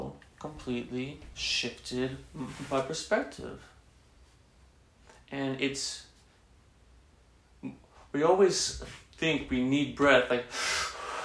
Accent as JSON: {"language": "English", "region": "Texas", "country": "United States", "tie": "born or raised there", "said": "growing up in Texas, growing up Catholic, my mom's very Catholic"}